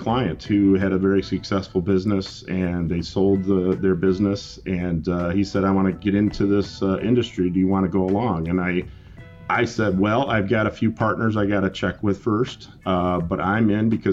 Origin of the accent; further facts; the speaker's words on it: Jackson, Michigan, United States; also born or lived in Lansing, Michigan; I was born and raised in Jackson, Michigan